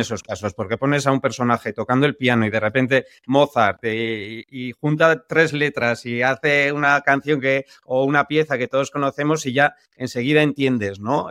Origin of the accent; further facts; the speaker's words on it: San Sebastián, Basque Country, Spain; nosotros que somos de San Sebastián